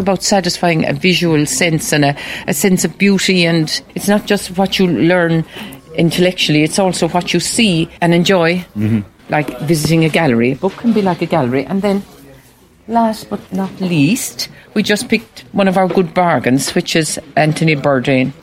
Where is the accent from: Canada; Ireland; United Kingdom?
Ireland; Macroom, Munster; I'm from Macroom